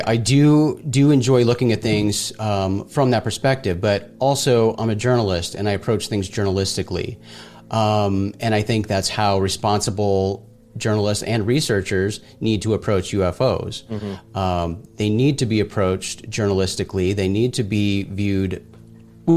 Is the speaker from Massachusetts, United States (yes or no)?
no; Phoenix, Arizona, United States; I grew up in Arizona in the outskirts of Phoenix, remote desert location.